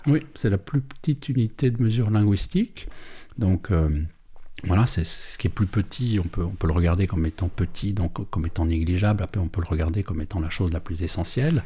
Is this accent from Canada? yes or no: no; Perreux, Neuchâtel, Switzerland; on vient de Péreux